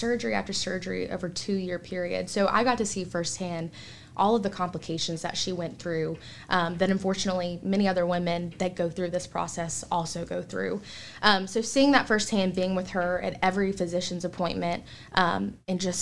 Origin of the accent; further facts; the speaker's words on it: Salisbury, North Carolina, United States; also born or lived in Winston-Salem; So I'm from Salisbury, just about 45 minutes down the road